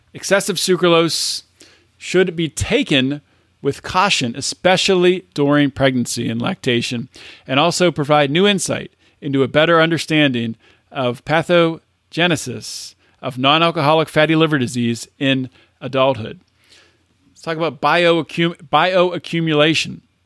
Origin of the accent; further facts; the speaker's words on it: United States; I'm an American